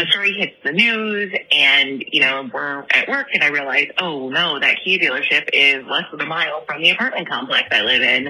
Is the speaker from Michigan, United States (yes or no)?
yes; Kalamazoo, Michigan, United States; I am also from Kalamazoo